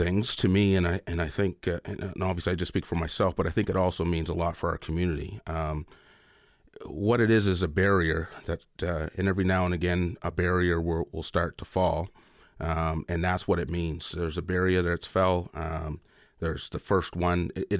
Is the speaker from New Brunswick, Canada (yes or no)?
no; Lochiel, Nova Scotia, Canada; So I'm from the African Nova Scotian community in Lochiel, Nova Scotia, which is in the Annapolis Valley.